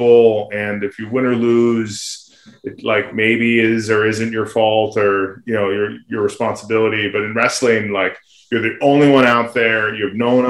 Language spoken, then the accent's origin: English; Santa Barbara, California, United States; also born or lived in Fairbanks, Alaska / Reno, Nevada; I grew up in Santa Barbara.